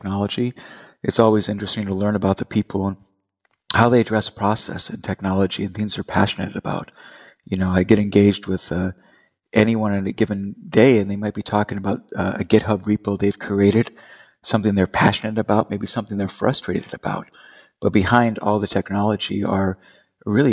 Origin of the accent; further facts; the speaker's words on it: Las Vegas, Nevada, United States; now in Charlotte, United States; I'm originally from Las Vegas, Nevada. I now reside in Charlotte, North Carolina.